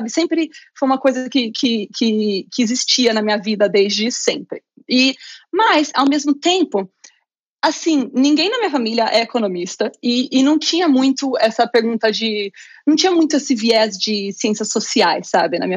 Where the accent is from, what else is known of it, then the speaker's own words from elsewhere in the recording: interior of São Paulo, Brazil; Eu sou do Muito bom. do interior de São Paulo.